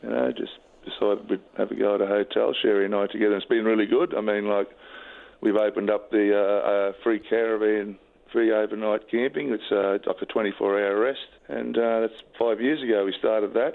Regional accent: Innisfail, Queensland, Australia; moved away as an adult; now in Mackay, Australia; Innisfail, born and bred. But I've been here about 15 years in Mackay

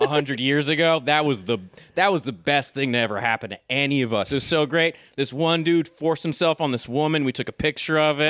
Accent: United States; I'm a hardcore American

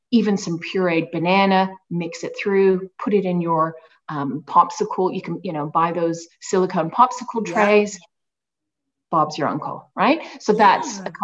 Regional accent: Australia; I'm originally from Australia, despite the accent.

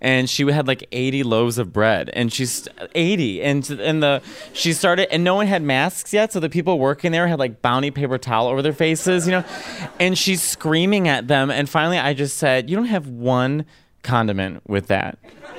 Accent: Chicago, Illinois, United States; now in New York, United States; Like, I'm from Chicago. So when I first moved to New York, I'm like, Midwest.

